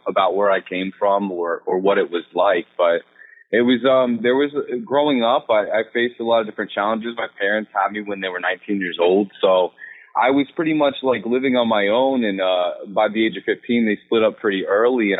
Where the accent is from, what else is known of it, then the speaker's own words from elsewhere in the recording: Salisbury, North Carolina, United States; now in New York City, United States; I'm from Salisbury, North Carolina, from a small town.